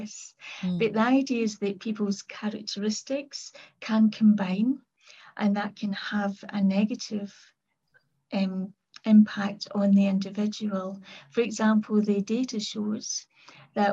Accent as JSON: {"language": "English", "town": "Kilmarnock", "region": "Scotland", "country": "United Kingdom", "tie": "born or raised there", "said": "I was brought up in Kilmarnock in the southwest of Scotland."}